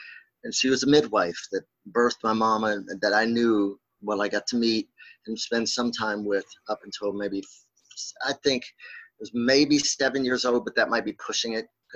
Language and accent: English; Winchester, Virginia, United States; I grew up in outside Winchester, Virginia, the Shenandoah Valley